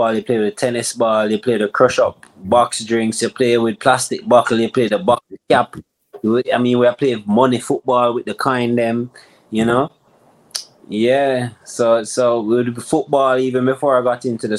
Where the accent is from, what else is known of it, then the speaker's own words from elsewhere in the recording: Kingston, Jamaica; I grew up in Jamaica, in Kingston, in the capital city